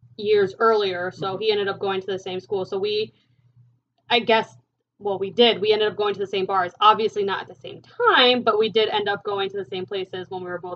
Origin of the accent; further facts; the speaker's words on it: New Jersey, United States; we're from Jersey